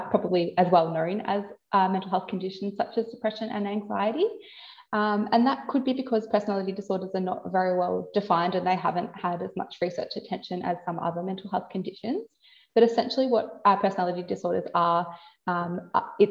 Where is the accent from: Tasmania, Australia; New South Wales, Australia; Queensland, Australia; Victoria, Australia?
Victoria, Australia; Warrnambool; I've moved down to Warrnambool, which is my hometown.